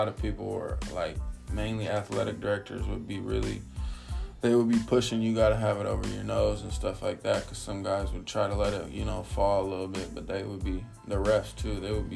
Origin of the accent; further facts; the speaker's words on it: California, United States; moved away as an adult; now in Detroit, United States; I'm originally from California, so I lived in California until I was like 18